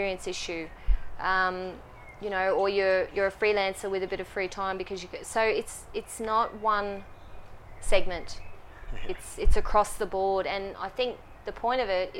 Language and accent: English; Brisbane, Queensland, Australia; moved away as an adult; now in Melbourne, Australia; I'm from Brisbane, I moved from Brisbane about 18 months ago